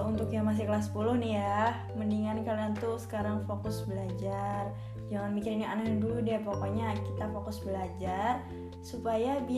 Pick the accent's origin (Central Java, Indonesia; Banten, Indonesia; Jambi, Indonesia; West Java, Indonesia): Central Java, Indonesia; Wonogiri; kalau aku dari Wonogiri